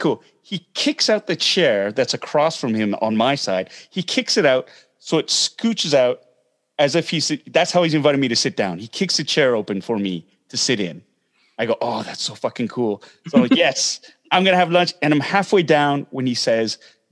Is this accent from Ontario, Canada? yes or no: yes; Toronto, Ontario, Canada; my heritage is Korean, but I'm from Toronto. I'm Canadian.